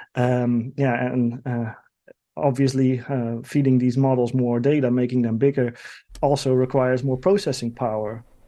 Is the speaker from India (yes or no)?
no; Netherlands; my home country, the Netherlands